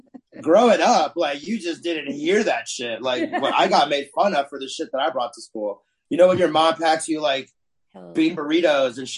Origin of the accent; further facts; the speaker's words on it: Durham, North Carolina, United States; moved away as an adult; also born or lived in El Paso, Texas / Idaho; now in Los Angeles, United States; we grew up in Durham specifically, where I'm from.